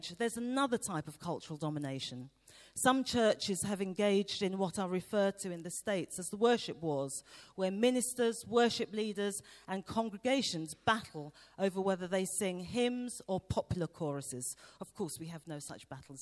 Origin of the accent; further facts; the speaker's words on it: London, United Kingdom; I grew up in East London in the 1970s.